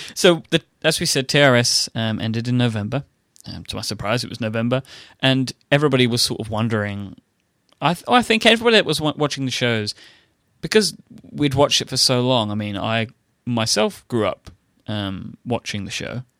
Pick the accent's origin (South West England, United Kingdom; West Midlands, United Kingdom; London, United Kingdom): London, United Kingdom; ExCeL; it was sort of in my hometown, so I was there. It was in a huge exhibition center that we have called the X L